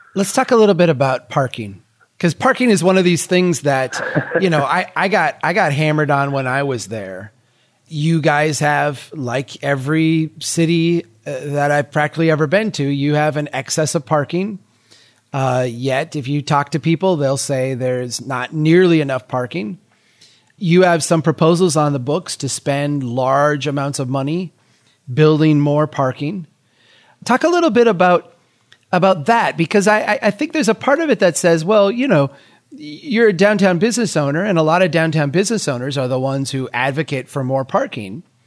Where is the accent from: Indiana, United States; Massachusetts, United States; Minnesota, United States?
Minnesota, United States; Brainerd; Brainerd here, my hometown